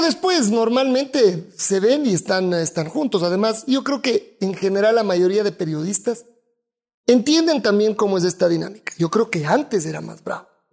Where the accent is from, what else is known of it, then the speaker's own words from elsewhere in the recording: Quito, Pichincha, Ecuador; acá en Quito, somos los quiteños como somos